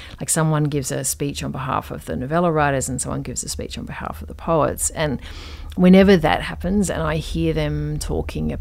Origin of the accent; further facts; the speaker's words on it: Perth, Western Australia, Australia; moved away; also born or lived in England; when I was growing up in Perth, which is like incredibly hot